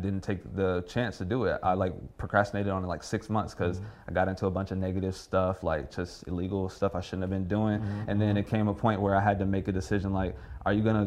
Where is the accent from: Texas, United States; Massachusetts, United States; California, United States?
Texas, United States; Houston; I'm from Houston